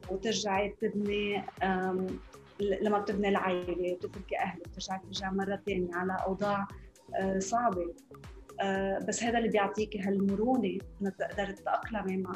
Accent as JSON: {"language": "Arabic", "country": "Lebanon", "tie": "born or raised there", "moved": "as an adult", "lives_now": "Dubai, United Arab Emirates", "said": "أنا لبنانية آه، خلقت بلبنان بوقت الحرب"}